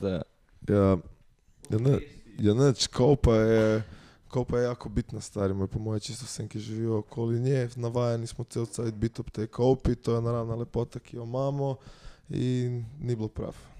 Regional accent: Bela krajina, Slovenia; Mi nismo dolenska, mi smo bila krajna

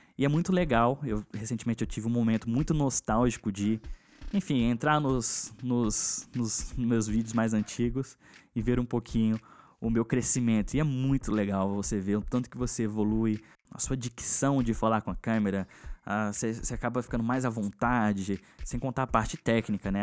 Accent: Brasília, Federal District, Brazil; eu sou de Brasília

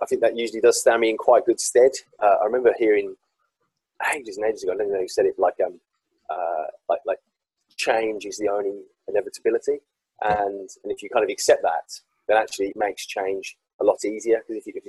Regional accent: Walsall, West Midlands, United Kingdom; I grew up in Warsaw in the West Midlands

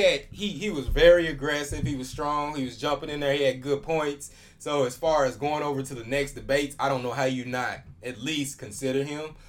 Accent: Oklahoma, United States; I'm from Oklahoma too

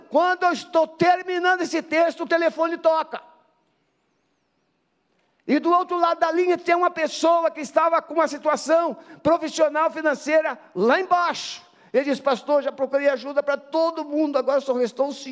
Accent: Espírito Santo, Brazil; also born or lived in Rio de Janeiro; now in Curitiba, Brazil; eu não sou carioca, eu sou capixaba, mas 31 no, anos no Rio, a gente se acultura

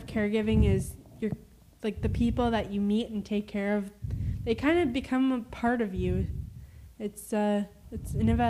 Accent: Saskatchewan, Canada; that's all we use in Saskatchewan.

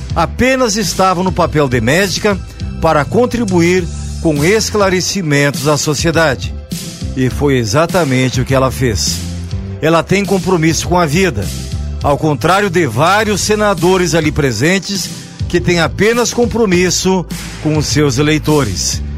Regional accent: Carlos Barbosa, Rio Grande do Sul, Brazil; de onde eu venho, cidade de Carlos Barbosa, na Serra Gaúcha

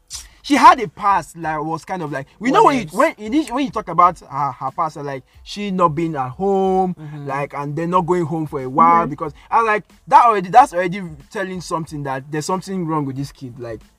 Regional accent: Nigeria; I'm Nigerian

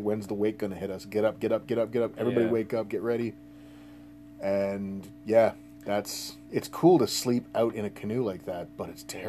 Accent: Saugeen River, Ontario, Canada; I grew up on the Saugeen River

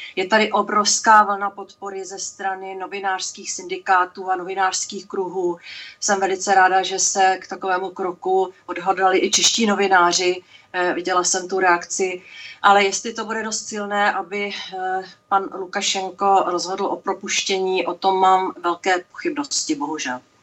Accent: Czechia; jako Češka

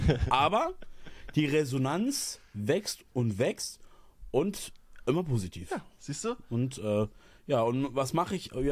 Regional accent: eastern Germany, Germany; ich komme aus dem Osten. Ich kenne es nicht anders.

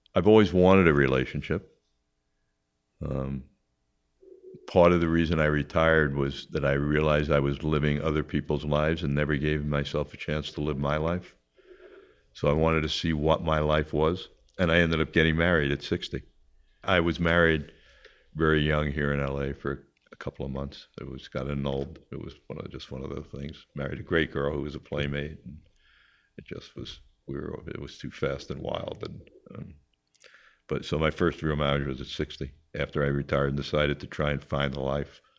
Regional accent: Long Island, New York, United States; born or raised there; also born or lived in Queens

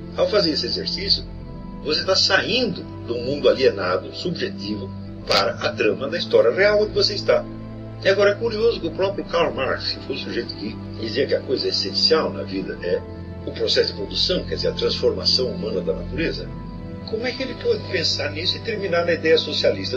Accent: Brazil; Todos nós que fomos criados no Brasil

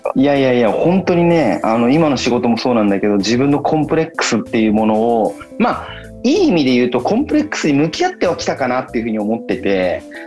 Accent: Kiryu, Gunma, Japan; moved away as an adult; also born or lived in Tokyo; 僕は出身っていうふうに聞かれたら、群馬って答えるんですけれども、

